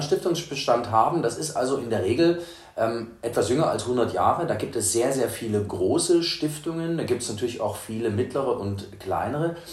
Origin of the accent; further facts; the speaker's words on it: Leipzig, Saxony, Germany; ich bin in Leipzig geboren